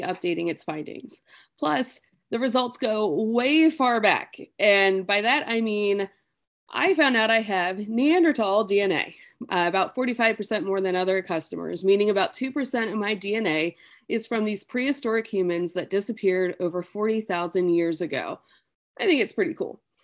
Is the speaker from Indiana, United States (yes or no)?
no; New York, United States; that's where I grew up was in New York